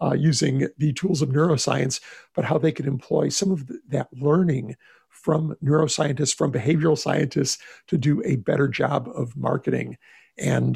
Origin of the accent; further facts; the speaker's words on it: Texas, United States; my home state of Texas